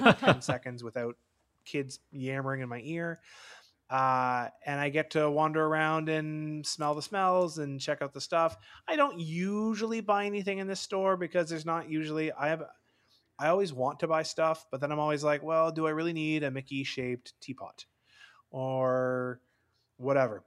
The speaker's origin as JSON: {"language": "English", "country": "Canada", "also_born_or_lived": "London, Ontario", "said": "as a Canadian"}